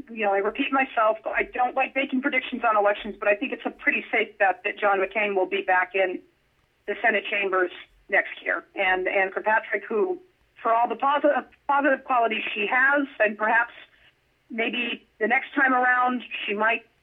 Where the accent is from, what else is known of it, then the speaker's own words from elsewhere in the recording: Las Vegas, Nevada, United States; in Las it, Vegas, my hometown